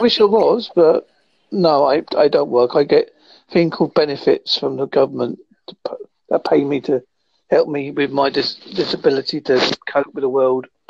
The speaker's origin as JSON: {"language": "English", "country": "United Kingdom", "said": "I'm from Holzer in United Kingdom."}